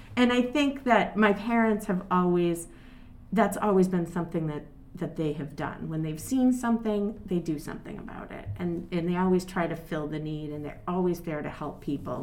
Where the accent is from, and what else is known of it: North Andover, Massachusetts, United States; born or raised there; also born or lived in Lawrence, Massachusetts / Exeter, New Hampshire